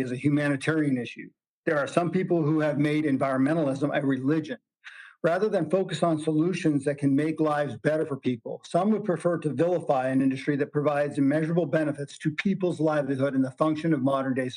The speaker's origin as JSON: {"language": "English", "region": "Western Wyoming", "country": "United States", "said": "I'm from Western Wyoming"}